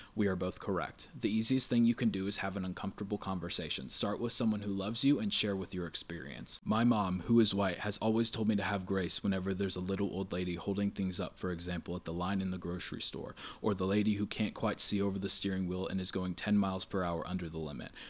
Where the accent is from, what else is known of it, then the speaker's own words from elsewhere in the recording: United States; us as American citizens